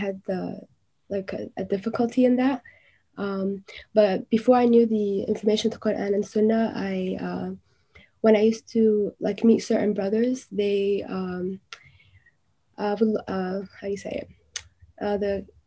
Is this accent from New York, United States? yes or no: yes; New York City, New York, United States; I was born and raised in Brooklyn, New York, New York City.